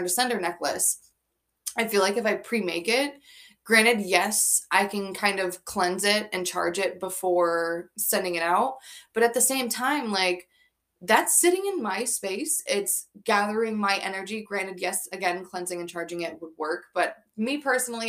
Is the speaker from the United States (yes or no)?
yes; Florida, United States; now in New York, United States; I'm from Florida